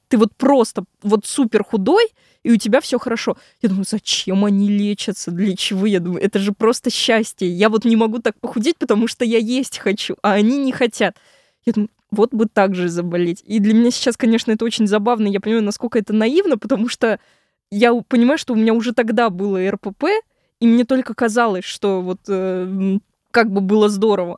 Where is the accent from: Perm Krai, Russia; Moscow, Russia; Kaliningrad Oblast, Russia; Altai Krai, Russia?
Moscow, Russia; я вообще родилась в Москве, часть жизни прожила в Москве, потом жила в Подмосковье. И вот как раз на 11 класс я снова вернулась в Москву